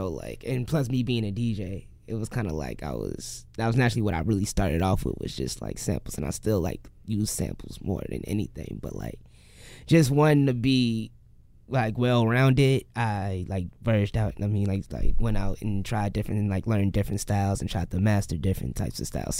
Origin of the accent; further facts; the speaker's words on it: Dalton, Illinois, United States; also born or lived in Chicago; I'm from Dalton originally, and I was born in Chicago though. I lived in Dalton, live in Hazelcrest currently